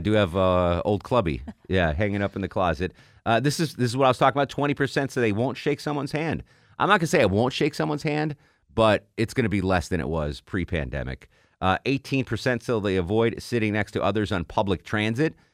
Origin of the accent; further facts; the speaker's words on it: Connecticut, United States; now in Atlanta, United States; my home state of Connecticut